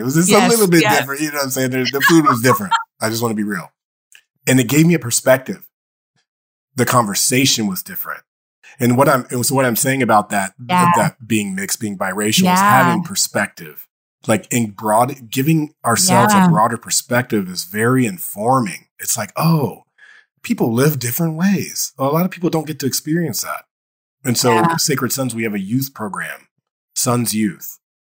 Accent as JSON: {"language": "English", "town": "Dayton", "region": "Ohio", "country": "United States", "tie": "born or raised there", "said": "I grew up in Dayton, Ohio. So I'm in Ohio."}